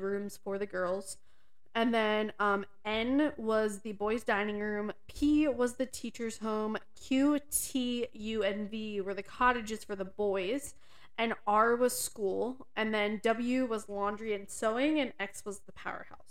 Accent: Pennsylvania, United States; we are from Pennsylvania

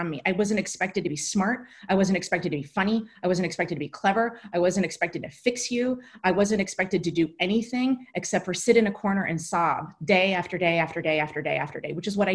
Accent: New Jersey, United States; I'm a kid from New Jersey

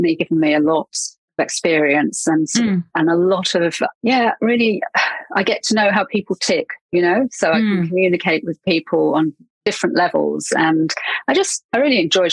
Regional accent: England, United Kingdom; accent: English; moved away as an adult; now in New Zealand; you can probably tell from my accent that I'm English. And I moved to New Zealand about 8 years ago.

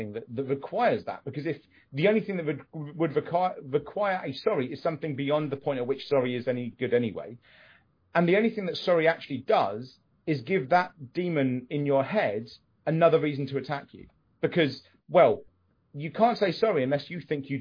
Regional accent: United Kingdom; we're British

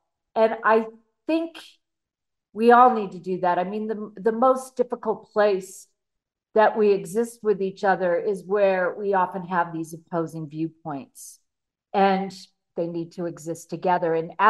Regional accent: California, United States; I grew up in the San Fernando Valley in California

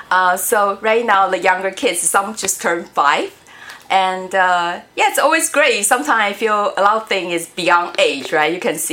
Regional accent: Niagara, Ontario, Canada; Like for me, Niagara is my hometown in Canada

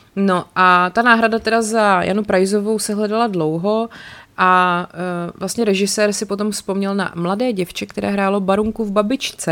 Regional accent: České Budějovice, South Bohemian Region, Czechia; jako rodák z Českých Budějovic

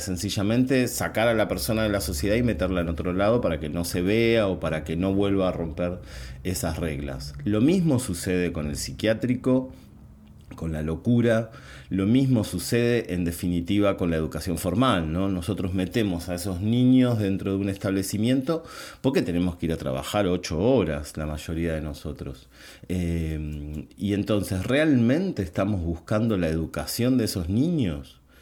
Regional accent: Buenos Aires Province, Argentina; mi país, por lo menos en la provincia de Buenos Aires

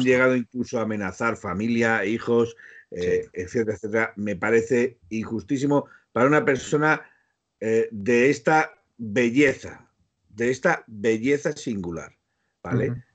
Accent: Spain; yo soy español

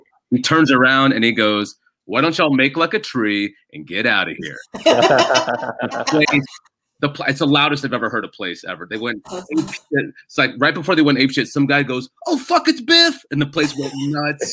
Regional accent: United States; first language English; I'm born and raised here

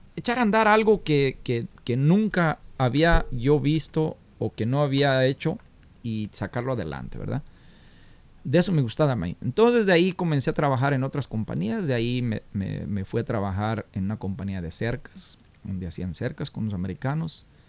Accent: Florencia, Zacatecas, Mexico; moved away as an adult; also born or lived in Guadalajara, Jalisco; now in United States; cómo comencé allá en Florencia, Zacatecas, cómo, donde fue que nací, cómo emigramos a Guadalajara

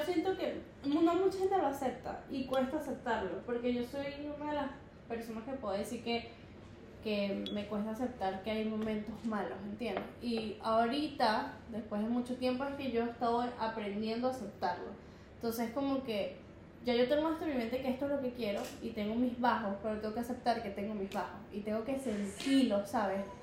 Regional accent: Venezuela; now in Miami, United States; uno se siente en casa por puro venezolano

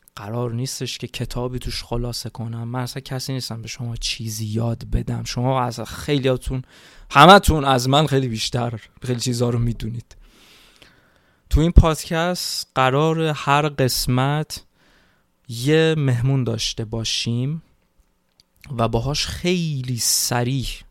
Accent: Iran; moved away as an adult; من تو این چهار سالی که خارج از ایران هستم

